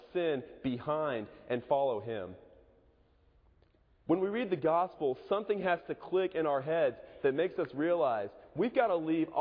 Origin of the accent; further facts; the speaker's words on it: Edmond, Oklahoma, United States; moved away; Moore's about 30 minutes away from my hometown, Edmond